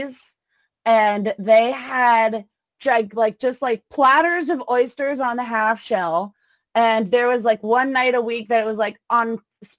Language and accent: English; Gulf Coast, Florida, United States; growing up on the Gulf Coast